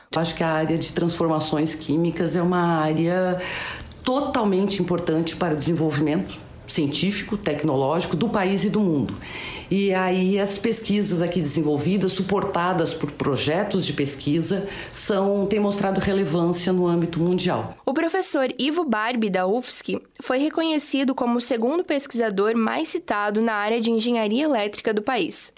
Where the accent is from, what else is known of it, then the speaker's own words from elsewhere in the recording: interior of Santa Catarina, Brazil; eu sou do interior de Santa Catarina também.